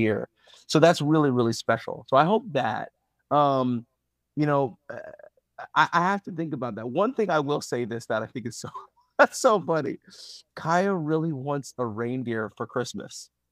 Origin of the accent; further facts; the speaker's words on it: Owensboro, Kentucky, United States; growing up in Owlsboro, Kentucky